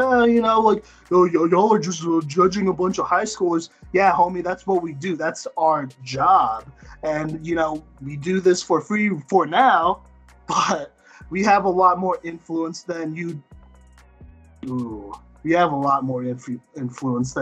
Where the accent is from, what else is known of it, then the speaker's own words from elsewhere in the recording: Dallas, Texas, United States; I'm from South Dallas